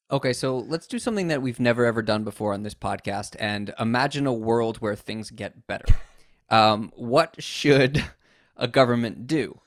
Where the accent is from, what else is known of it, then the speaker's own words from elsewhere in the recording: United States; now in Japan; an American living in Japan